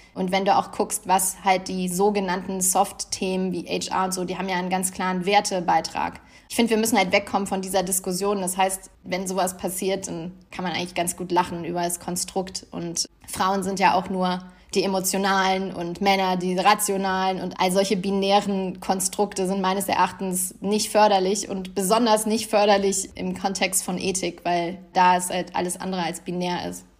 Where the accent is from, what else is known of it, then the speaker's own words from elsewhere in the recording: Germany; moved away; mich wieder zu Hause zu fühlen, sage ich mal, in meinem Heimatland